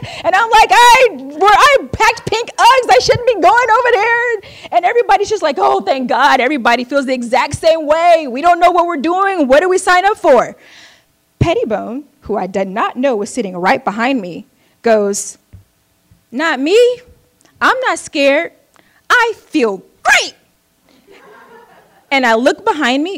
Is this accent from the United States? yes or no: yes; United States; also born or lived in Oakland, California